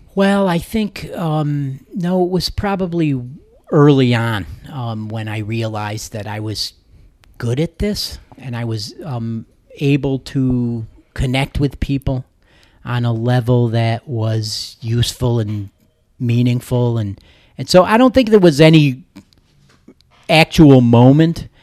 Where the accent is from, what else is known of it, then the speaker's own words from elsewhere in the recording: New Hartford, New York, United States; I grew up in the, uh, in central New York, near Utica, New York, New Hartford, actually